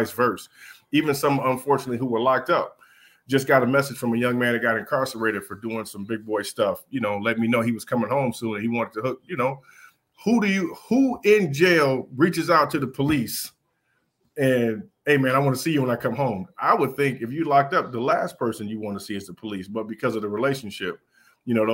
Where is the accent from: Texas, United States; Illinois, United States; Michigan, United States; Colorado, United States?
Michigan, United States; Detroit; I grew up on the East Side